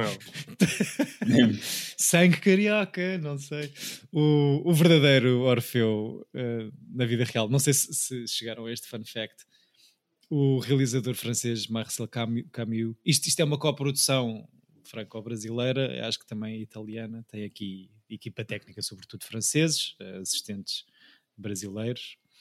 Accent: Portugal; para mim como Tuga

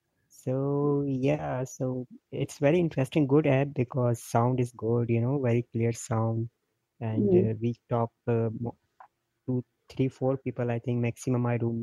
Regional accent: Karachi, Sindh, Pakistan; I'm from Karachi, Pakistan.

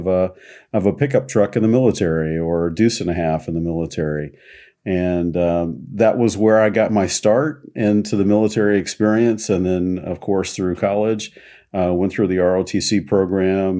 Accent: Kansas City, Missouri, United States; I'm originally from Kansas City

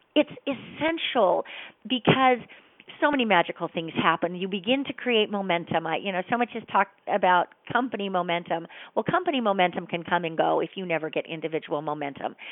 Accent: Utah, United States; I grew up in Utah

